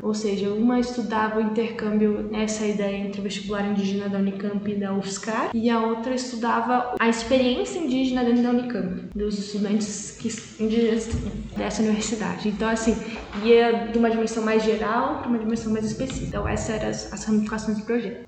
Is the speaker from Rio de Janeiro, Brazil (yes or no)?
no; Poços de Caldas, Minas Gerais, Brazil; moved away as an adult; also born or lived in Manaus; now in Campinas, Brazil; nasci e cresci em Poços de Caldas